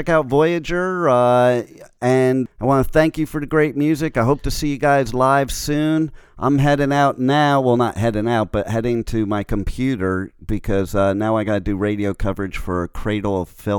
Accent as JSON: {"language": "English", "country": "United States", "said": "I'm a Yankee. I'm from New York and New Jersey."}